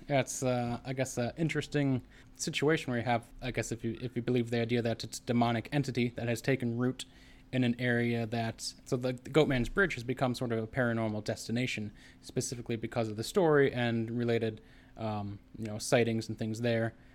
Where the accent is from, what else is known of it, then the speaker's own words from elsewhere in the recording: United States; growing up in America